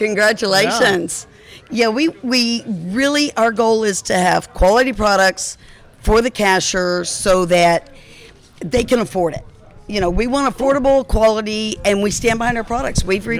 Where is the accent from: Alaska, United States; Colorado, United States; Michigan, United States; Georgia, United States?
Alaska, United States; Alaska, my home state